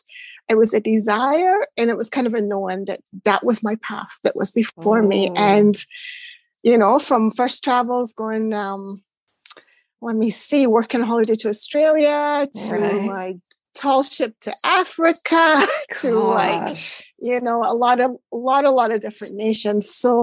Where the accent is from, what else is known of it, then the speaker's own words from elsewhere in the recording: Shetland Islands, Scotland, United Kingdom; moved away as an adult; also born or lived in Hong Kong; growing up in Shetland, like it's a tiny dot of an island.